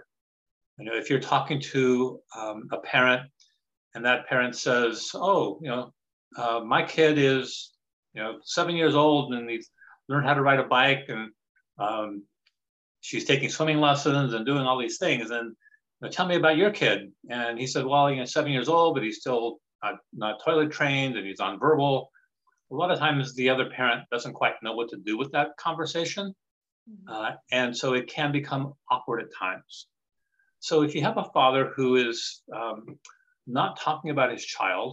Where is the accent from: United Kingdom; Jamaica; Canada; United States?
United States; Louisiana; also born or lived in Colorado / Los Angeles; now in Woodinville, United States; I'm originally from Louisiana and came to Washington by way of Colorado